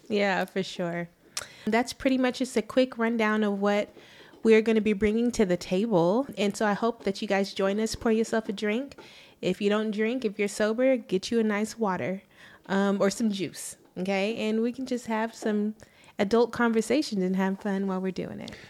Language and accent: English; Arlington, Texas, United States; also born or lived in Mansfield, Texas; I'm from Arlington, Texas